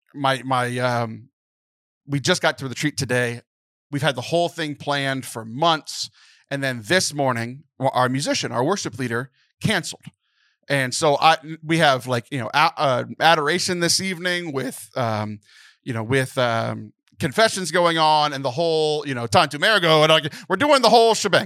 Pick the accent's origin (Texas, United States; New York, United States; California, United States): Texas, United States; born or raised there